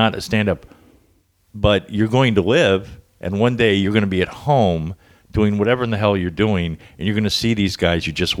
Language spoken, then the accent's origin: English; Miami, Florida, United States; moved away as an adult; also born or lived in New York; now in California, United States; I was raised in Miami